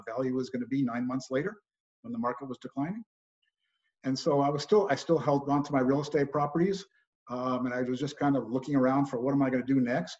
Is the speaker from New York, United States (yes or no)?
yes; New York, United States; moved away as an adult; also born or lived in Los Angeles, California / Berkeley, California / Northern California; I was born and raised in New York